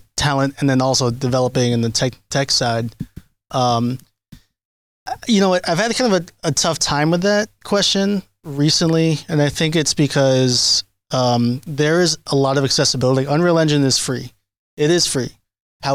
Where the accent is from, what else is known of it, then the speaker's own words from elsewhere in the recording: New York City, New York, United States; I grew up in Washington Heights